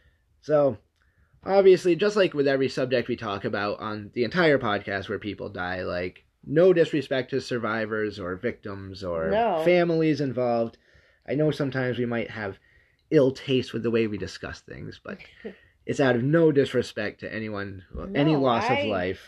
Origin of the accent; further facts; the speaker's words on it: New Hampshire, United States; I've actually lived in New Hampshire most of my life